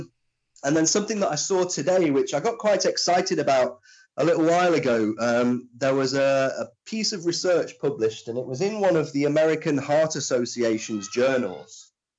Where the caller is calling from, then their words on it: Nottingham, East Midlands, United Kingdom; I'm in Nottingham, mate.